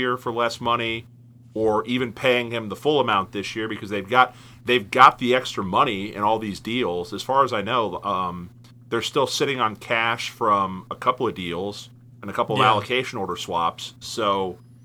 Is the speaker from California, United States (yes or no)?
no; Cincinnati, Ohio, United States; born or raised there